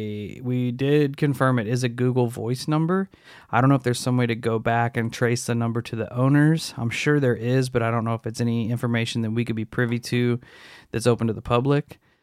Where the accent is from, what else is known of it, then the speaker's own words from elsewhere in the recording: northern Mexico, Mexico; also born or lived in Texas, United States / Idaho, United States; I'm a Mexican-American. I was born in Texas, but grew up in northern Mexico and Idaho.